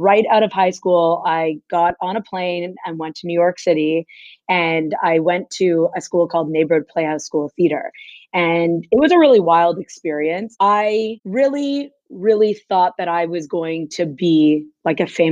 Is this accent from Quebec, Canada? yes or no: yes; Montreal, Quebec, Canada; I grew up in Montreal, Quebec